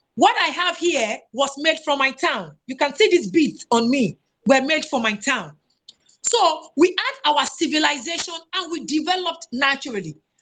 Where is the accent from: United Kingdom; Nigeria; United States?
Nigeria; Owo, Ondo; my hometown, Owo